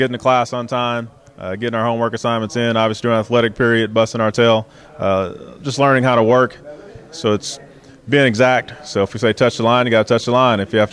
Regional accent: Los Angeles, California, United States; moved away as an adult; now in Texas, United States; I grew up in Los Angeles, California

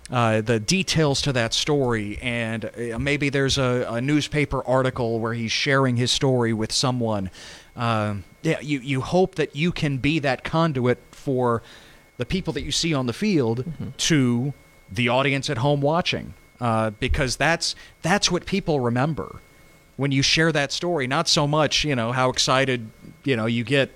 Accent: Texas, United States; I grew up on Texas high school football

